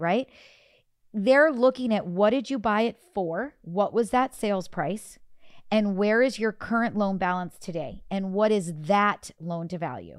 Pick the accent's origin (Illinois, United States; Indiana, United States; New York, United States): Illinois, United States; moved away; I am from Illinois.